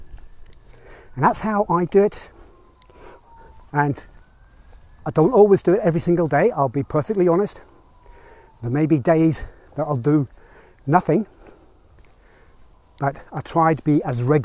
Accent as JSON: {"language": "English", "town": "Belfast", "region": "Northern Ireland", "country": "United Kingdom", "tie": "born or raised there", "moved": "yes", "said": "I grew up in Belfast in Northern Ireland"}